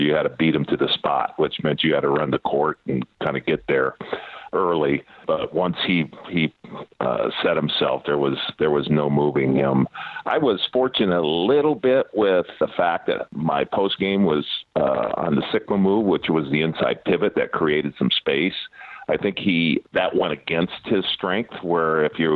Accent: St. Anne, Illinois, United States; moved away; also born or lived in Milwaukee / Seattle; I had a ton of buddies that I grew up with back in Wichert, St. Anne area in Illinois

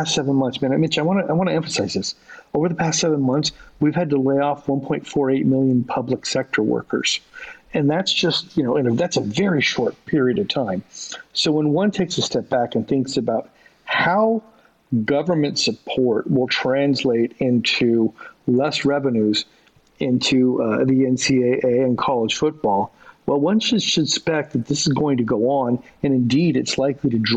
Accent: Southern California, United States; I grew up in Southern California

